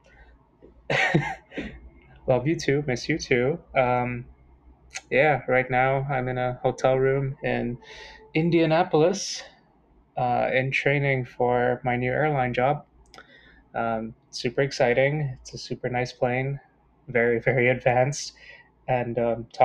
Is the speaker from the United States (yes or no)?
no; Sint Maarten; moved away; growing up on Sint Maarten